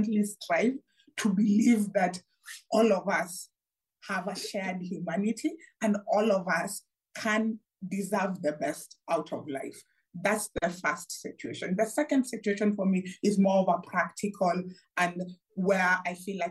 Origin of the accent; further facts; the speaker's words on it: Kenya; I come from Kenya